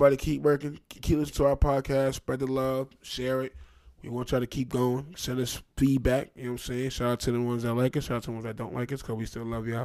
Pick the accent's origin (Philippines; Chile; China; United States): United States; Trenton, New Jersey; I'm from Trenton, New Jersey